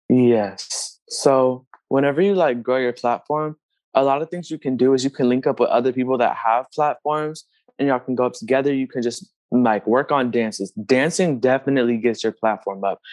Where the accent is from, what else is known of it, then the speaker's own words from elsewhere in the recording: Houston, Texas, United States; I was also born in Texas, um, in Houston, Texas